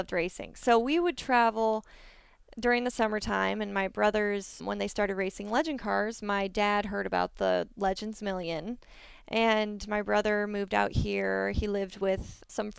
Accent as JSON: {"language": "English", "town": "Snohomish", "region": "Washington", "country": "United States", "said": "I'm from Snohomish, Washington."}